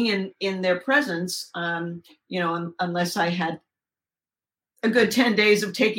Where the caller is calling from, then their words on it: Southern California, United States; I'm calling from Southern California.